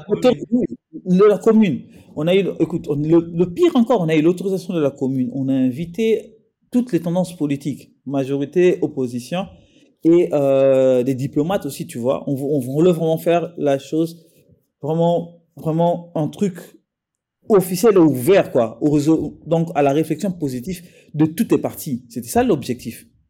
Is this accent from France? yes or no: no; DR Congo; les Congolais que nous sommes